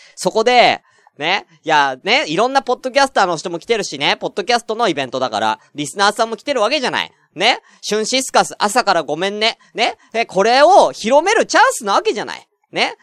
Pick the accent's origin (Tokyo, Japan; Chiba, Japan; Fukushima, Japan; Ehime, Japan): Tokyo, Japan; 僕は全然東京出身ですって